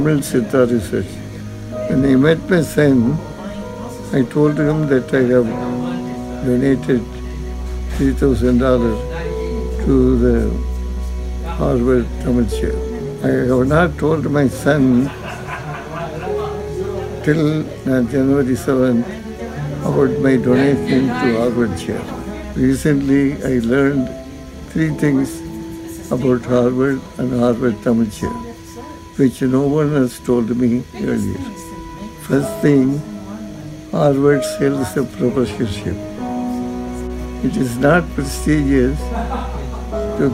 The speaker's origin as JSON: {"language": "English", "town": "Yangon", "region": "Yangon Region", "country": "Myanmar", "tie": "born or raised there", "also_born_or_lived": "New Jersey", "moved": "yes", "lives_now": "United States", "said": "In my early days, I was in Burma, Rangoon."}